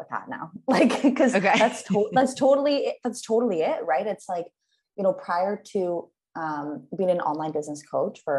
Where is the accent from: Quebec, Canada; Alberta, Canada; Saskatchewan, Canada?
Saskatchewan, Canada; Saskatoon; moved away; I'm from Saskatoon, Saskatchewan, Canada.